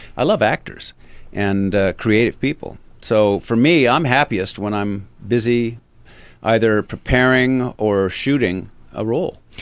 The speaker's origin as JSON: {"language": "English", "town": "Avalon", "region": "California", "country": "United States", "tie": "born or raised there", "also_born_or_lived": "Los Angeles", "moved": "yes", "said": "I grew up in Avalon"}